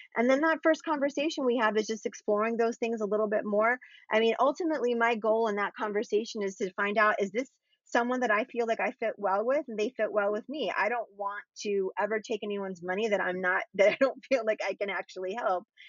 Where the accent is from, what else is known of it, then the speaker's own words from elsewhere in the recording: Florida, United States; I grew up in Florida too